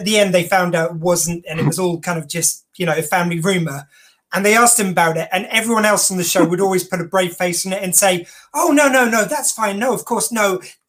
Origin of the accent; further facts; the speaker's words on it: England, United Kingdom; I'm English and my mum's Irish.